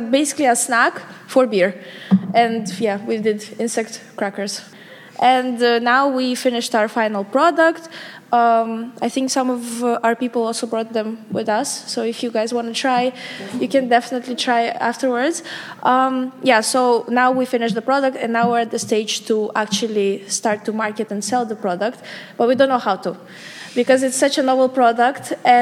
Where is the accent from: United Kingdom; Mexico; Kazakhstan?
Kazakhstan; moved away as an adult; now in Amsterdam, Netherlands; I'm from Kazakhstan. So I study here for 2 years now at UVA